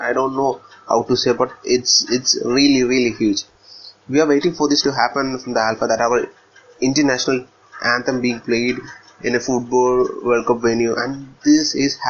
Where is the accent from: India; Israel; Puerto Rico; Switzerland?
India; Kerala; I'm from Kerala and I'm a proud Indian football fan.